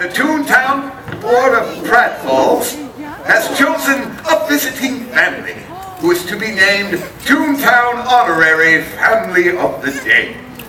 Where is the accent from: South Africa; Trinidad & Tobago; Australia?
Australia; Melbourne, Victoria; From Melbourne, Australia, friends.